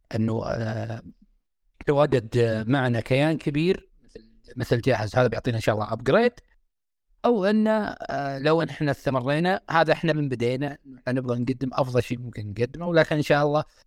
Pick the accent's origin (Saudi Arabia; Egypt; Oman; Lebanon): Saudi Arabia; عندنا في السعوديه